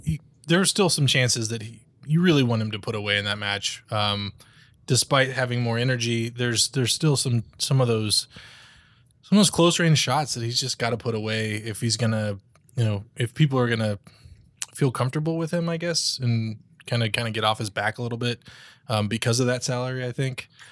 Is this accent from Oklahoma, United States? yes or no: yes; Oklahoma, United States; moved away; I'm, I'm from Oklahoma